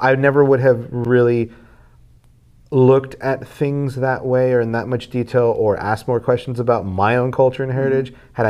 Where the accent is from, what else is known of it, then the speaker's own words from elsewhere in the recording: Texas, United States; you grew up growing up in South Texas, tacos are a big part of everyone's culture, but it's really breakfast tacos.